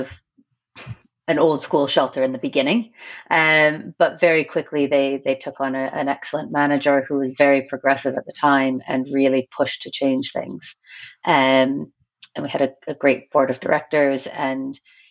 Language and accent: English; Brantford, Ontario, Canada; moved away as an adult; also born or lived in north of England; now in England, United Kingdom; I grew up in a city called Brantford, Ontario, Canada